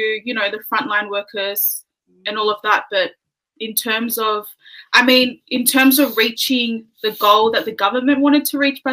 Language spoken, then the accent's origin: English; Sydney, New South Wales, Australia; also born or lived in New Zealand; I live in Sydney. I'm Tongan, so my background is Tongan. I was born in New Zealand, though, and we moved here when I was about three